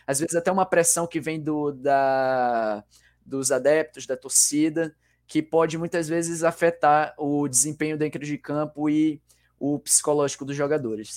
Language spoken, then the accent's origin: Portuguese; Manaus, Amazonas, Brazil; estou mais especificamente na minha terra natal, Manaus, Amazonas